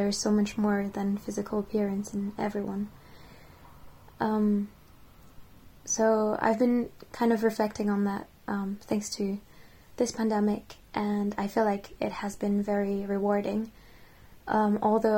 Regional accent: France; now in Bath, United Kingdom; I was born and raised in France, and my parents are Japanese

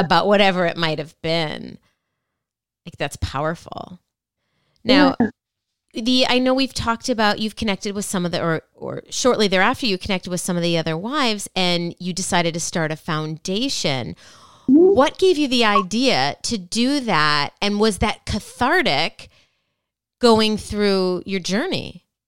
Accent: Minnesota, United States; I'm from Minnesota as well

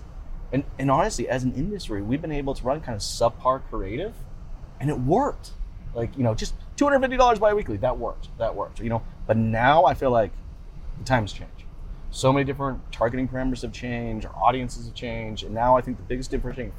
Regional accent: Boise, Idaho, United States; born there; also born or lived in Canada; I was born in Boise, Idaho.

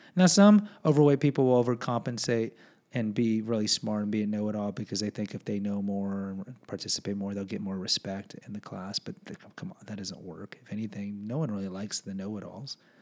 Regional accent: Houston, Texas, United States; I'm from Houston

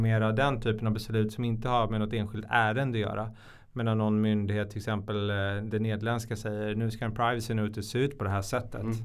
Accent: Stockholm, Stockholm County, Sweden; Jag är från Stockholm. Jag tror det hörs på dialekten

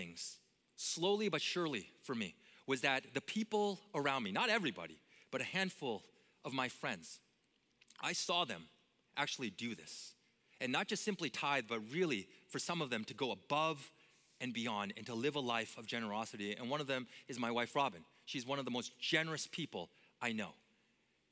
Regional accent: Vancouver, British Columbia, Canada; moved away as an adult; also born or lived in Minneapolis area; I grew up in Canada, and I grew up in Vancouver, the most beautiful city on earth

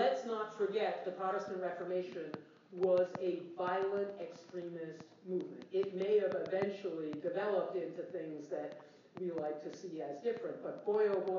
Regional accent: United States; I'm an American

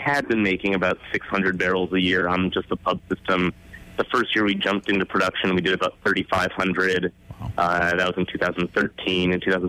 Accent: Michigan, United States; moved away as an adult; also born or lived in Colorado; now in Oregon, United States; I grew up in Michigan, lived in Colorado for a while, and now Oregon.

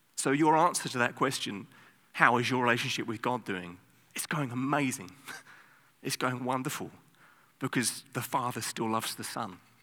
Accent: England, United Kingdom; now in Amsterdam, Netherlands; I'm from England

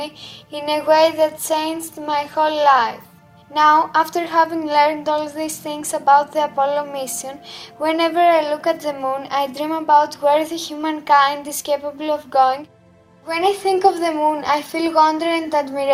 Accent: Greece; also born or lived in Athens; I am from Greece and I live in Athens.

